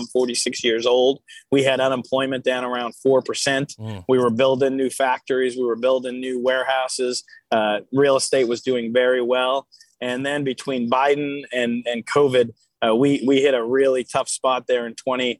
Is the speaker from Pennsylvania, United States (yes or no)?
yes; Hazleton, Pennsylvania, United States; my hometown of Hazelin, Pennsylvania